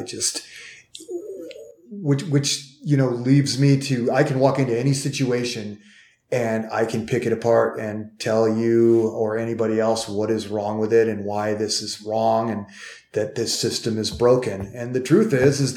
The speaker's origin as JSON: {"language": "English", "town": "Cleveland", "region": "Ohio", "country": "United States", "said": "I'm from Cleveland"}